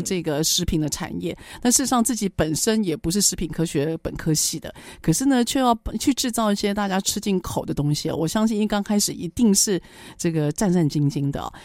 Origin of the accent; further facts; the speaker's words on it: Taiwan; 身为台湾人